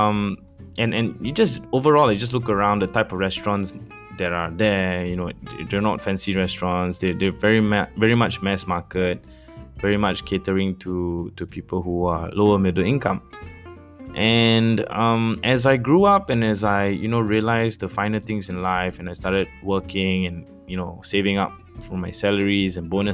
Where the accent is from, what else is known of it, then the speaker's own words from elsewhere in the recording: Kuala Lumpur, Malaysia; I grew up in Bandar Sri Damansara, a place very close to Kepong where I went to school